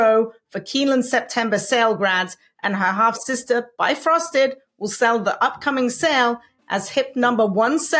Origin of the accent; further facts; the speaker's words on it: England, United Kingdom; When I was a kid growing up in England